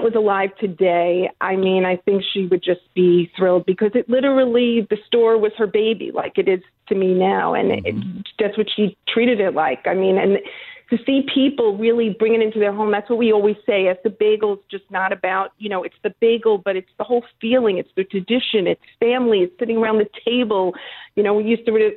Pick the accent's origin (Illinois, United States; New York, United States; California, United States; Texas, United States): New York, United States; Woodmere; I actually grew up in Long Island. I lived in Woodmere